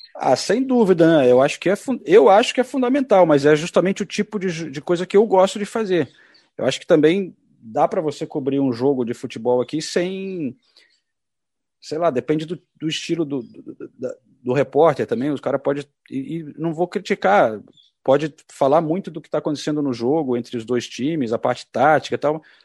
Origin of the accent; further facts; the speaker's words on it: Brazil; moved away as an adult; now in London, United Kingdom; já estou há muito tempo longe do Brasil, né? Mais de 30 anos